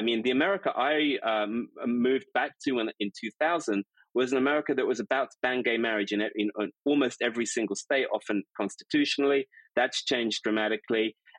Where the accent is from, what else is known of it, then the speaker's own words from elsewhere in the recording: Stanford, California, United States; born there; Yeah, I mean, I lived in the States between 2000 and 2013. I was born in Stanford University Hospital.